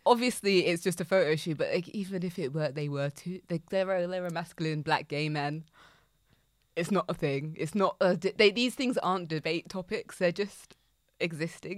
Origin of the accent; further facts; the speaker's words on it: United Kingdom; we as, as British citizens